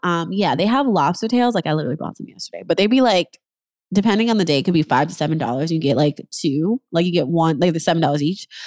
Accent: New York, United States; moved away as an adult; now in Los Angeles, United States; I'm in L A, I'm originally from New York

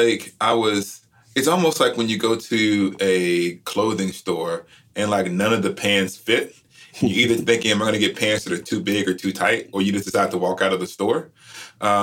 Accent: Alabama, United States; I grew up in Alabama

